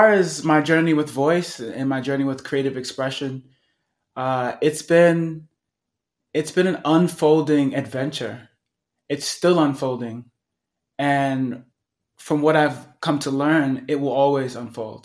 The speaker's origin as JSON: {"language": "English", "town": "New York City", "region": "New York", "country": "United States", "tie": "born or raised there", "moved": "yes", "lives_now": "Sedona, United States", "said": "growing up in Brooklyn, New York"}